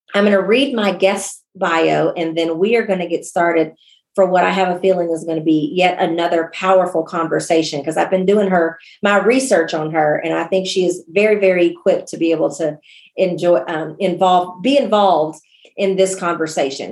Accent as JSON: {"language": "English", "country": "United States", "tie": "born or raised there", "said": "I'm born and raised in the United States"}